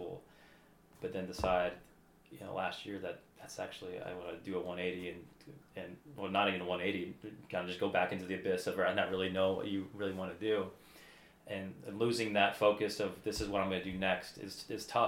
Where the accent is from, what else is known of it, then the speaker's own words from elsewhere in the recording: Southern Virginia, United States; I grew up down in Southern Virginia.